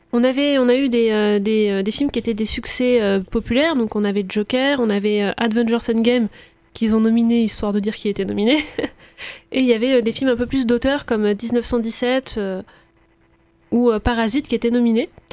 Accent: France; chez nous en France

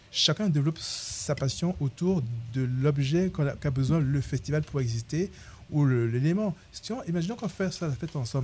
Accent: Cameroon; also born or lived in Paris; now in Tours, France; au Cameroun, mon pays d'origine.

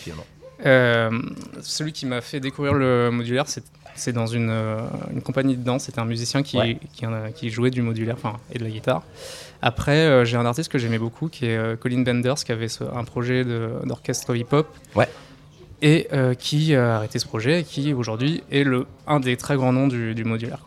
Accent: near Dreux, Chartres area, Centre-Val de Loire, France; je viens de à côté de Dreux, région Chartraine.

